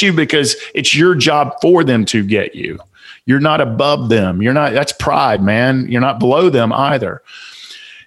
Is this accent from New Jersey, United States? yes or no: no; Atlanta, Georgia, United States; accent: Southern; I'm from Southside Atlanta